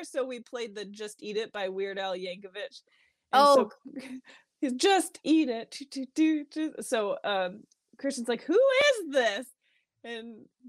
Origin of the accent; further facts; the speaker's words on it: New York, United States; moved away as an adult; now in Utah, United States; It's the New York in me.